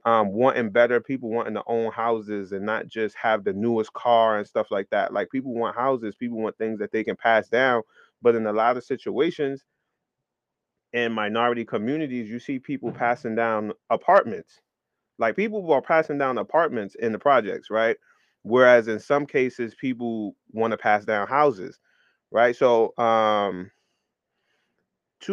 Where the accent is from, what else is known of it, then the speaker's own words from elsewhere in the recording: New York City, New York, United States; growing up in New York City